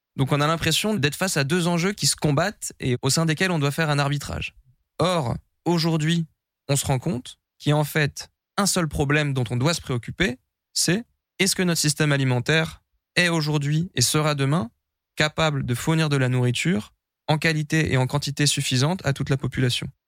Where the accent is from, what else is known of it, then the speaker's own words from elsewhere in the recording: Brie, Île-de-France, France; J'ai grandi dans la Brie, une grande plaine à l'est de Paris